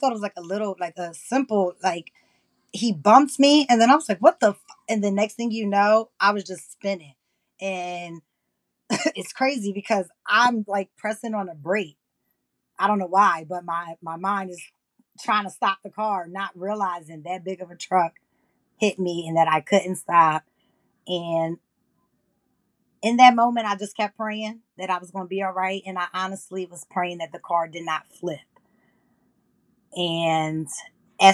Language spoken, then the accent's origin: English; Plainfield, New Jersey, United States; I am from New Jersey. I'm from Plainfield